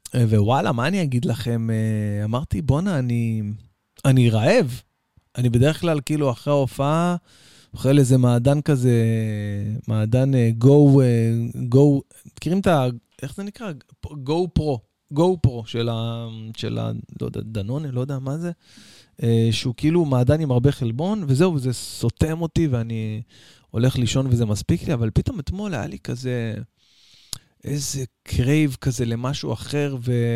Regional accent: Israel; אצלנו בישראל

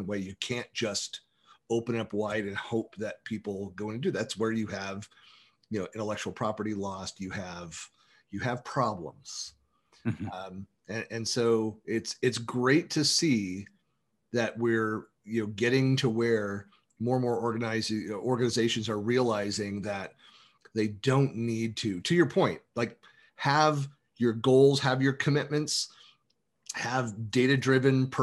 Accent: San Francisco Bay Area, California, United States; moved away as an adult; I'm born and raised in the San Francisco Bay Area

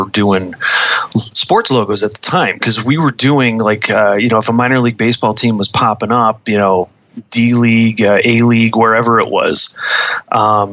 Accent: Buffalo, New York, United States; moved away as an adult; also born or lived in Los Angeles; my hometown, Buffalo, New York

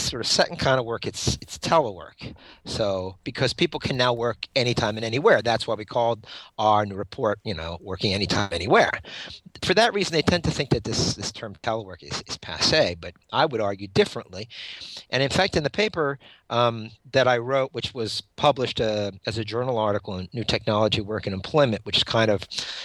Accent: Pennsylvania, United States; moved away as an adult; also born or lived in Washington, D.C.; my home state of Pennsylvania

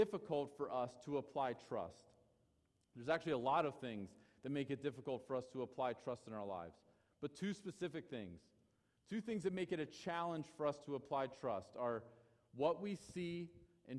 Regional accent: United States; We as American Christians

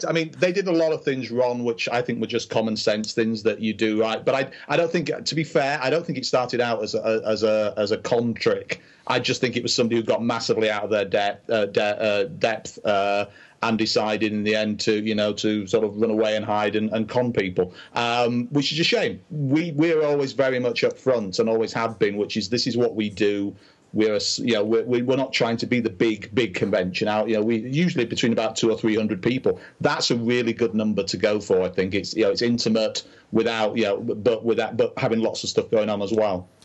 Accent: England, United Kingdom; I'm from England.

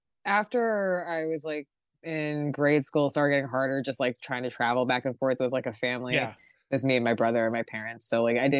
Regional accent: Trenton, New Jersey, United States; I grew up in Trenton.

